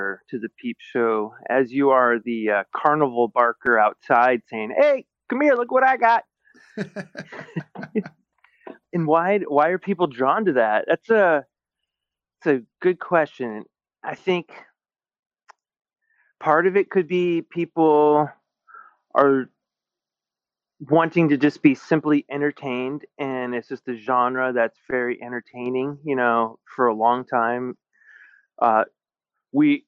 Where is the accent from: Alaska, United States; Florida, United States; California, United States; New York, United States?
Alaska, United States; moved away as an adult; now in Seattle area, United States; I grew up in Alaska